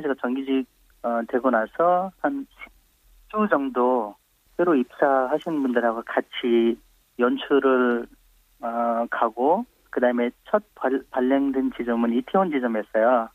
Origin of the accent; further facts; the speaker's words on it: Nepal; Korean is a second language; moved away as an adult; also born or lived in India; now in South Korea; 저는 어, 네팔에서 온